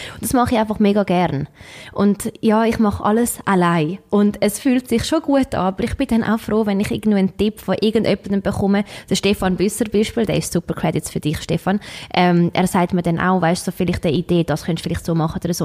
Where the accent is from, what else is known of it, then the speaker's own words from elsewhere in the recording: Switzerland; moved away; seit sechs Jahren bin ich nicht mehr in der Schweiz